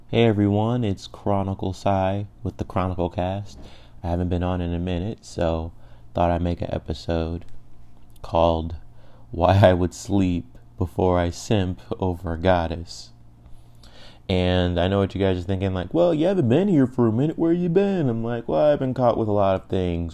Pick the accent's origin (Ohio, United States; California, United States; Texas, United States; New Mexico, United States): Ohio, United States; Cleveland; I'm from Cleveland